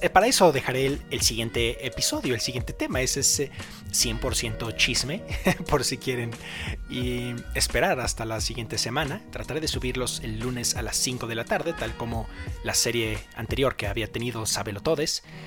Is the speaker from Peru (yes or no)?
no; Mexico; yo soy de México